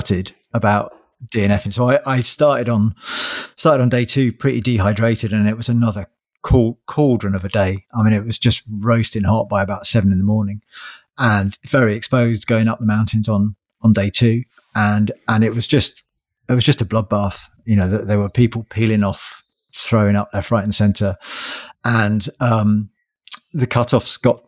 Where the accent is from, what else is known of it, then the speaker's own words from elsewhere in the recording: Sussex, South East England, United Kingdom; I'm from Sussex